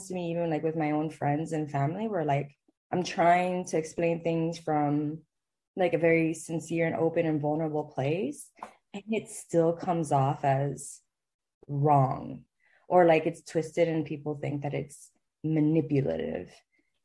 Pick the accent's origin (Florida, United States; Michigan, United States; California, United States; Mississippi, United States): Florida, United States; Miami; moved away; I grew up in Miami, where, like, the Hispanics are not really the minority